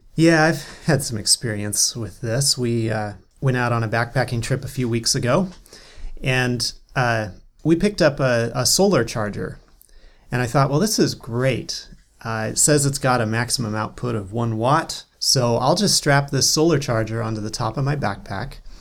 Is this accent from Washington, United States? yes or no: yes; North Cascades, Washington, United States; I grew up in the North Cascades